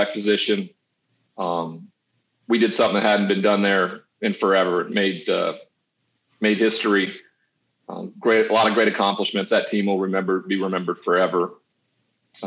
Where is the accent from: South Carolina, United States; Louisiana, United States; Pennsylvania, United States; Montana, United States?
Montana, United States; moved away as an adult; I grew up on the Missouri River, hunting the Rocky Mountains, fishing, playing outdoors